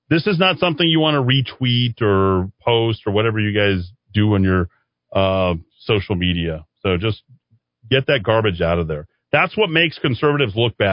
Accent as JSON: {"language": "English", "town": "Mora", "region": "New Mexico", "country": "United States", "said": "I'm from Moda too"}